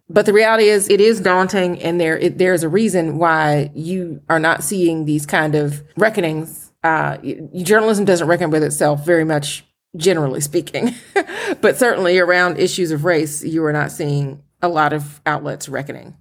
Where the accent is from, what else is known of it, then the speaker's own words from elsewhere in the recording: Atlanta, Georgia, United States; moved away as an adult; now in Philadelphia, United States; I'm from Atlanta